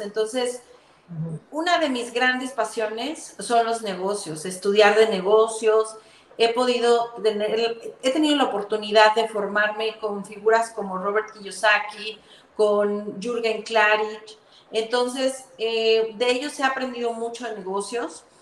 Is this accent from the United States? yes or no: no; Mexico City, Mexico; moved away as an adult; now in Guatemala; yo soy mexicana, eh, nací en Ciudad de México